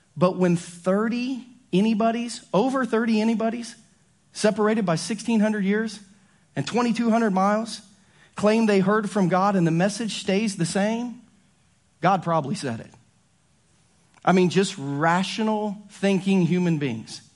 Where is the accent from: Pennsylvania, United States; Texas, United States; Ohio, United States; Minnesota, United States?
Ohio, United States; growing up in Ohio